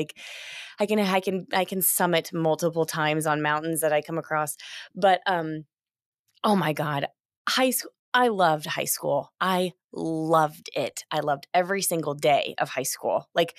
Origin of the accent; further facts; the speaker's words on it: Indiana, United States; I mean, I grew up in Southern Indiana, you know, but I drove a yellow VW Bug.